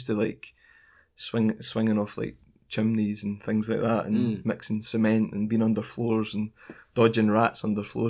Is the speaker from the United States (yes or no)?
no; United Kingdom; moved away as an adult; also born or lived in Mokpo, South Korea; now in Ulsan, South Korea; the refinery next to my hometown is huge. I think it's the biggest, if not close to being the biggest in the UK